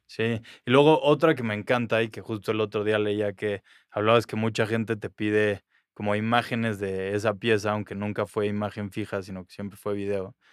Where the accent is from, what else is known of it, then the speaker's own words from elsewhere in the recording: Mexico City, Mexico; yo iba creciendo ese mismo tiempo en la Ciudad de México